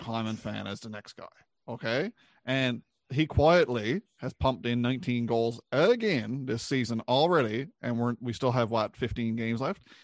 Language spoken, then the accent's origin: English; Newfoundland and Labrador, Canada; we're all from Newfoundland, uh, proud Newfoundlanders.